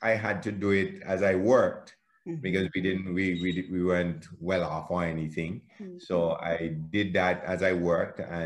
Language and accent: English; Antigua & Barbuda; I was born in Antigua, grew up in the little village called Michael's Village